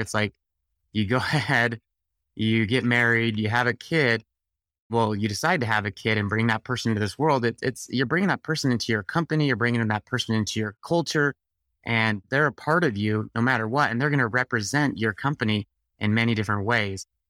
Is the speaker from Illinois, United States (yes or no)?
no; Utah, United States; I'm from Utah